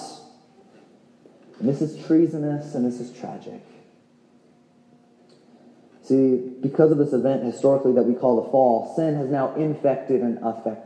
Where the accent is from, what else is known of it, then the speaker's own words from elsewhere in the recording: California, United States; now in Tucson, United States; we're both actually from California originally